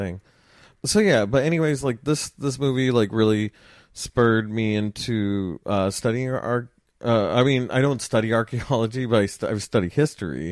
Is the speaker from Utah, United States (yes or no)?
no; Los Angeles, California, United States; I grew up in Los Angeles